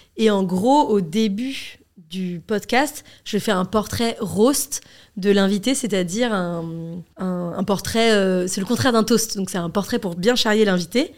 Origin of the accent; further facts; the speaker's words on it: Paris, Île-de-France, France; j'ai grandi dans une classe moyenne à Paris